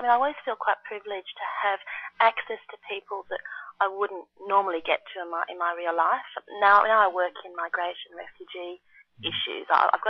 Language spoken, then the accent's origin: English; Brisbane, Queensland, Australia; now in Sydney, Australia; I live in Sydney, which people will be familiar with, so it's on the east coast of Australia. I was born further north in Brisbane, which is much warmer.